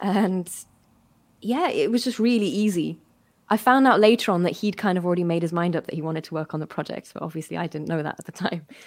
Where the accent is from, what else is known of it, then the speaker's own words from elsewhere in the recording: Berlin, Germany; moved away as an adult; also born or lived in West Midlands; now in United Kingdom; I grew up in Berlin. Um, well, mostly in Berlin, a little bit of time in the West Midlands